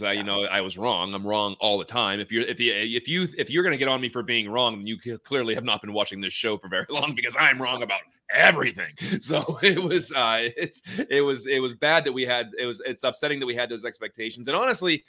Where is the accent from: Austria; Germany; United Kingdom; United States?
United States; near Pittsburgh, Pennsylvania; moved away; I grew up near Pittsburgh